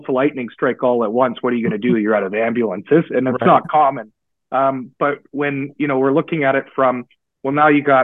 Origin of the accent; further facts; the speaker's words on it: Guelph, Ontario, Canada; I grew up in Guelph. I was raised a Guelphite, and my family is all still there